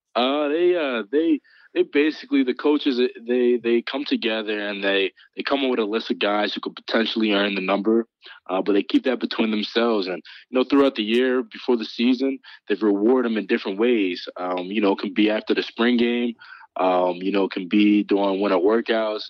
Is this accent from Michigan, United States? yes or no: no; Morris Plains, New Jersey, United States; also born or lived in Philadelphia; growing up in Jersey